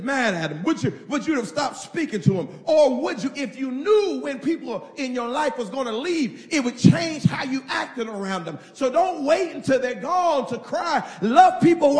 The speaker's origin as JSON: {"language": "English", "region": "Indiana", "country": "United States", "said": "I'm from Indiana"}